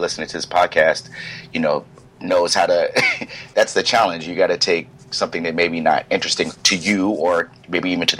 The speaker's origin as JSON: {"language": "English", "town": "Silver Spring", "region": "Maryland", "country": "United States", "also_born_or_lived": "Hampton, Virginia", "said": "I'm from Maryland originally, Silver Spring, Maryland"}